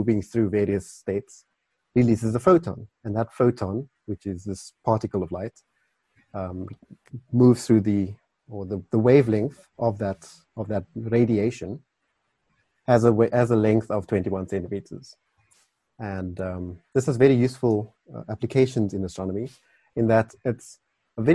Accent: Carnarvon, Northern Cape, South Africa; now in Cape Town, South Africa; I was born in the Northern Cape, so that had a big influence on my desire to study astronomy. The night skies there are brilliant. If you go to Carnarvon, which is where I'm from

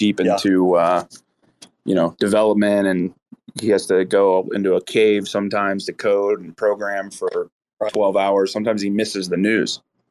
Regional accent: United States; we're American

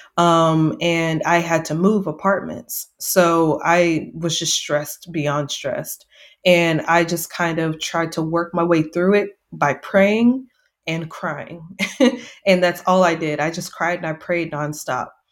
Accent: Seguin, Texas, United States; now in San Antonio, United States; I am from Texas, a small town called Seguin, which is not far from San Antonio, which is where I'm currently living

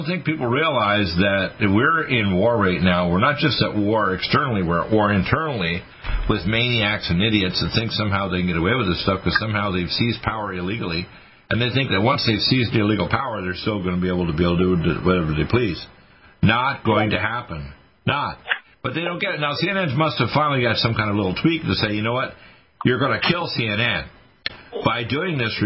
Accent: Canada; moved away; I was raised in Canada

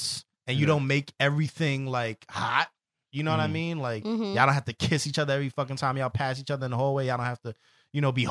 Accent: New York City, New York, United States; we're from the Bronx, me and …

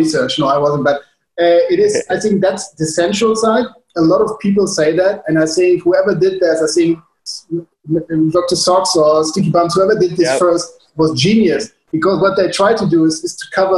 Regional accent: Hamburg, Germany; English is a second language; moved away as an adult; now in Ericeira, Portugal; Originally, I'm from Germany.

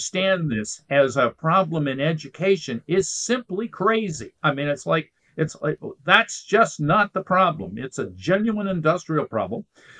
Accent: Ohio, United States; when I grew up in Ohio, actually, for a good chunk of my youth

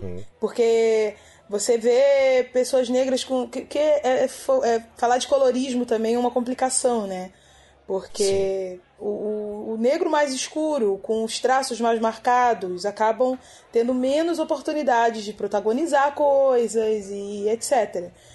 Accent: Magé, Rio de Janeiro, Brazil; sou de Magé, na Baixada Fluminense.

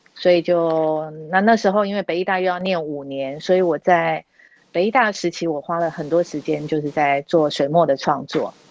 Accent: Taipei, Taiwan; 虽然我是在台北长大的小孩

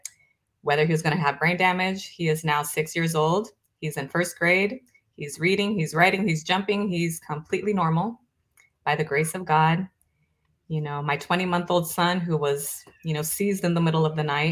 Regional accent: Brazil; moved away; I'm originally from Brazil.

